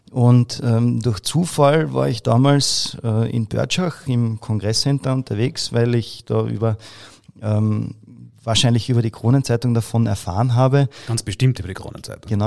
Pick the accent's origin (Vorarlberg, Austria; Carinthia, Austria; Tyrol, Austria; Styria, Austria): Carinthia, Austria; Jetzt kann man sich das vielleicht so vorstellen als Kärntner.